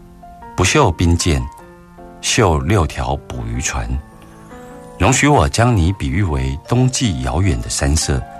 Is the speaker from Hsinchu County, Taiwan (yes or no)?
no; Taichung, Taiwan; 我们台中